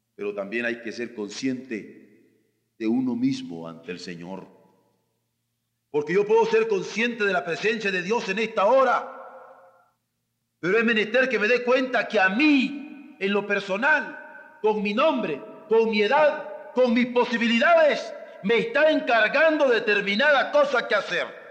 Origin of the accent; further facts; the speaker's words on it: Mexico; nosotros como hombres en México